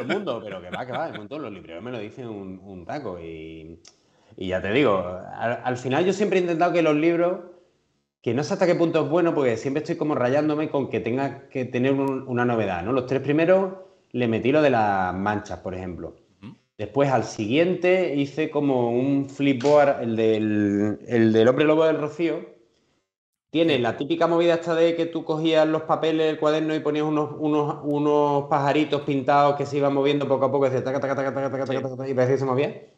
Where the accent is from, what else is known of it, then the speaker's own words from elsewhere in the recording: Seville, Andalusia, Spain; also born or lived in Madrid; tenemos la mejor ciudad del mundo